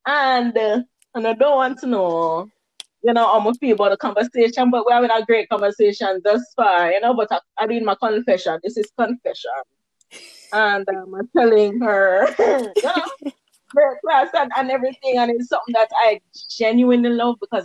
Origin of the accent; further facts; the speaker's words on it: Nigeria; now in Jamaica; I'm Nigerian.